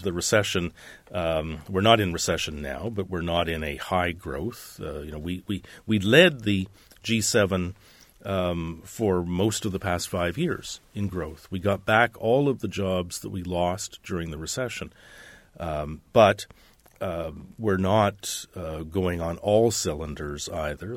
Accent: Canada

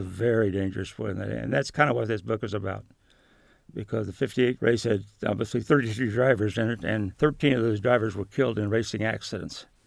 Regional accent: Shelbyville, Indiana, United States; I'm definitely a Midwesterner. Almost all my life in Indiana, I, was born in a little town called Mason

